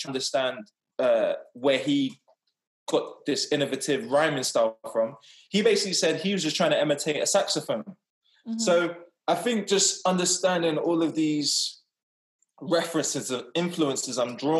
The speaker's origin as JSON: {"language": "English", "region": "England", "country": "United Kingdom", "tie": "born or raised there", "said": "I've pretty much been raised in England all my life."}